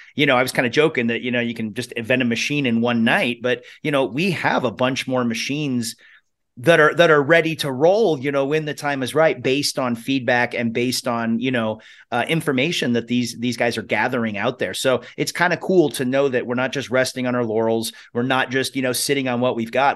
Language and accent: English; Spokane, Washington, United States; Spokane, Washington, which is where my hometown